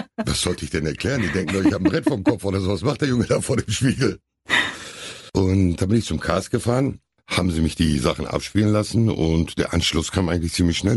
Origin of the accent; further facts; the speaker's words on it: Hamm, North Rhine-Westphalia, Germany; ich war glaube ich zwei, als wir hier hingezogen sind